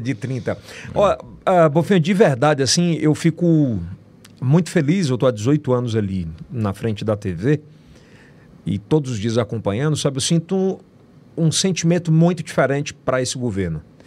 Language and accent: Portuguese; Northeast Region, Brazil; E eu sou nordestino com muito orgulho